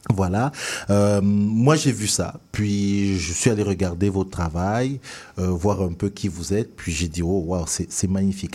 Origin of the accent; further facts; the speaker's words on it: Cameroon; moved away; quand je suis sorti de mon pays d'origine, le Cameroun